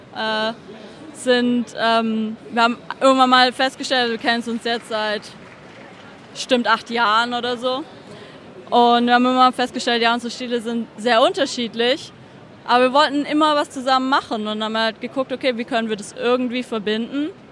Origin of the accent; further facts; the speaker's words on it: Stuttgart, Baden-Württemberg, Germany; now in Zurich, Switzerland; es ist halt Stuttgart. das ist meine Heimatstadt